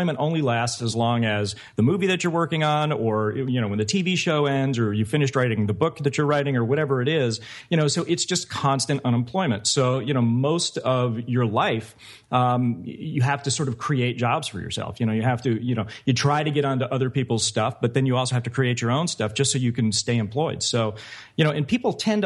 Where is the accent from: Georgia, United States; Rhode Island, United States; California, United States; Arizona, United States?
Georgia, United States; Conyers; moved away; also born or lived in Oscoda, Michigan; I was born in Oscoda, Michigan, on an Air Force base because my dad was in the Air Force. But I was only there for a few months. I really grew up in Conyers